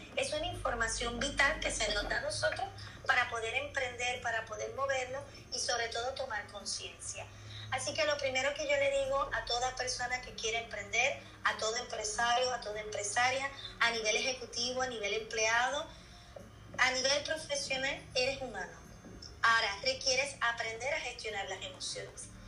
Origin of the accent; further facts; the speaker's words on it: Puerto Rico; moved away as an adult; now in Seville, Spain; soy de Puerto Rico, también al igual que Mimi, y llevo 12 años viviendo aquí en Sevilla